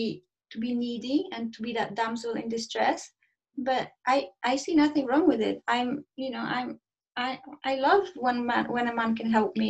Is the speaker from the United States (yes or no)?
no; Poland; now in United Kingdom; I'm in UK, but I am from Poland.